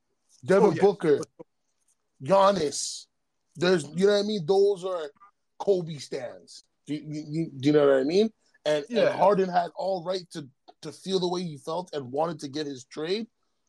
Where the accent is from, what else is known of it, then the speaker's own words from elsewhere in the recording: Canada; I'm Canadian.